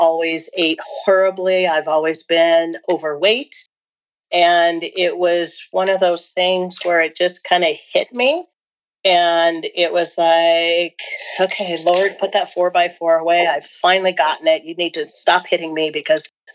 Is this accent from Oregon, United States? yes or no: yes; Portland, Oregon, United States; now in Bend, United States; I currently live in Bend, Oregon, but I grew up in the Portland area, suburb of the Portland area